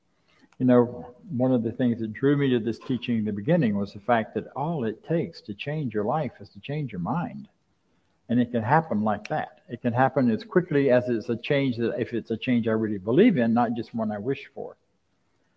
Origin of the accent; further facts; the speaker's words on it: Florida, United States; I grew up in Florida. I grew up along the Suwannee River, about 9 miles from the Suwannee River and about 12 miles from the Steinhatchee River.